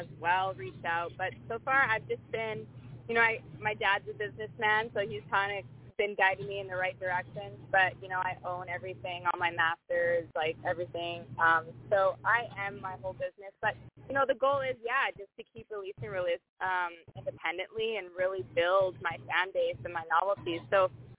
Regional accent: Canada; Being Canadian

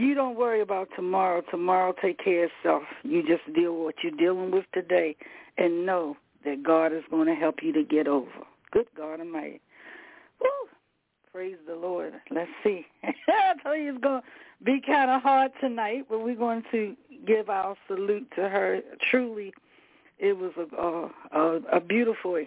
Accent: Baltimore, Maryland, United States; I'm a street girl. I'm from East Side here in Baltimore

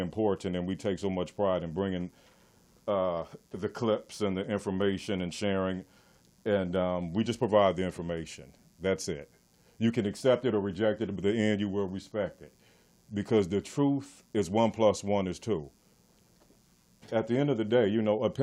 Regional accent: Compton, California, United States; I'm from Compton.

